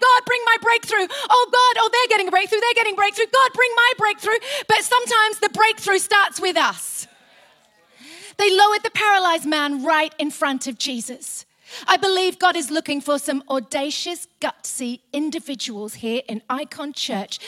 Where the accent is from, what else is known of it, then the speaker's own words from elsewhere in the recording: England, United Kingdom; We're very English.